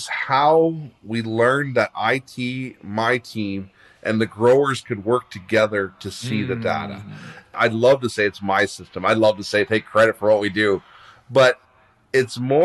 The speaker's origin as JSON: {"language": "English", "town": "Leamington", "region": "Ontario", "country": "Canada", "tie": "born or raised there", "said": "I grew up in Leamington, Ontario. We've had greenhouses here since the day I was born"}